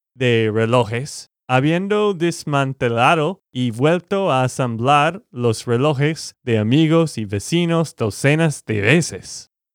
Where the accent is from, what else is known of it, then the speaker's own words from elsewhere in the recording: Texas, United States; de Texas, Estados Unidos